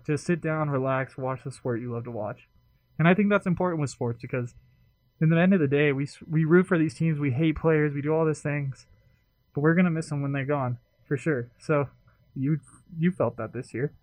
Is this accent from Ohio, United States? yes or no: no; Southern California, United States; I'm from California, Southern California